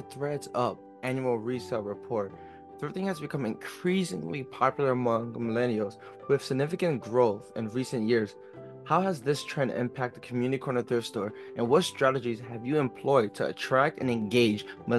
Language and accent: English; Elizabeth, New Jersey, United States; me growing up in Elizabeth, I really didn't have that much money to get nice suits